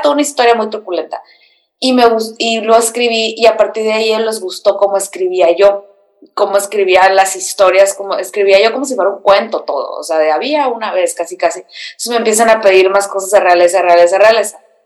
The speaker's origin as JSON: {"language": "Spanish", "town": "Mexicali", "region": "Baja California", "country": "Mexico", "moved": "yes", "said": "soy de Mexicali, donde no pasa nada"}